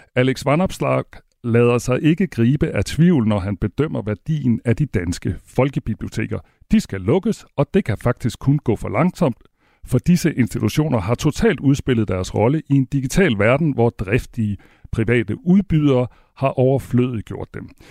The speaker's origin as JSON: {"language": "Danish", "country": "Denmark", "said": "vi sender her fra Danmark, og vi er danskere selv"}